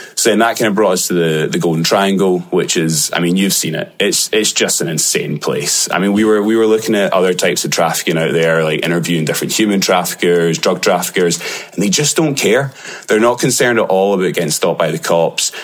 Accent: Glasgow, Scotland, United Kingdom; accent: Glaswegian; my Glaswegian accent

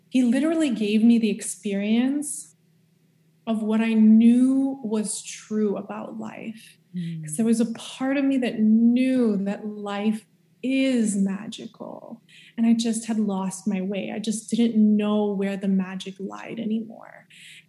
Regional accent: Montreal, Quebec, Canada; moved away as an adult; also born or lived in California; we're both from Montreal.

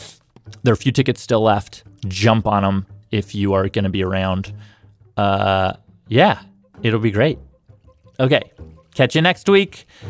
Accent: Toronto, Ontario, Canada; I'm from Toronto. The Hot Docs Cinema is like one of the best things about the city that I am from.

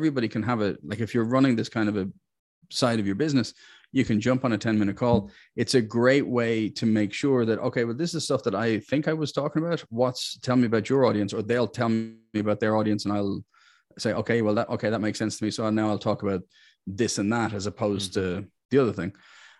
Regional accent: Ireland; Look, I'm Irish.

